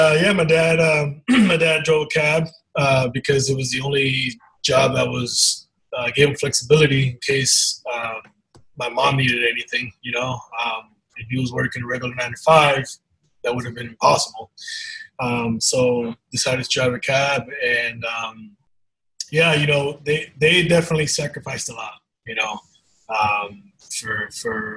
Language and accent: English; New York, United States; also born or lived in Dominican Republic; I was born in the Dominican, but my mom and I came over when I was one. So, like I said, all my life I grew up in New York